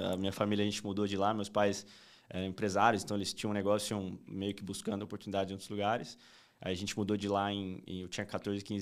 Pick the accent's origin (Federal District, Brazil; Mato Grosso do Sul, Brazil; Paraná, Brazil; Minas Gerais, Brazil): Mato Grosso do Sul, Brazil; Campo Grande; eu sou nascido em Campo Grande, no Mato Grosso do Sul é, um pouquinho longe daqui, mas vivi uma boa parte da minha vida por lá.